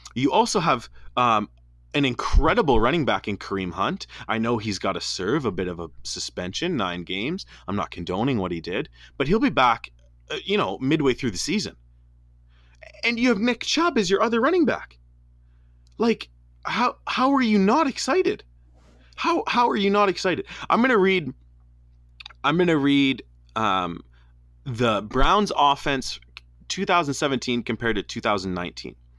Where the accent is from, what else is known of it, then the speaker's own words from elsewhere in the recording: Canada; We're Canadian kids